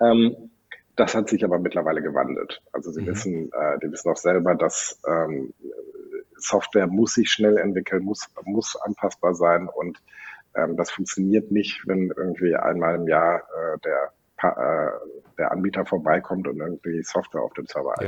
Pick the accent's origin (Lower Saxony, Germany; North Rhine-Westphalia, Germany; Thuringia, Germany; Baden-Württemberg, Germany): North Rhine-Westphalia, Germany; Sauerland; now in Cologne, Germany; Ich bin in einem französischen Restaurant aufgewachsen im Sauerland.